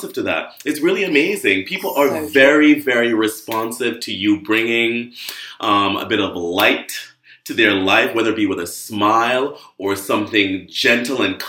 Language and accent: English; Jamaica; moved away; I grew up in Jamaica, a rich person, but rich with land and rich with love